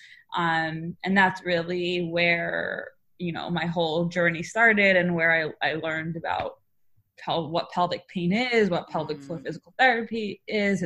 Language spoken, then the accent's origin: English; New York, United States; I live in New York. I'm from New York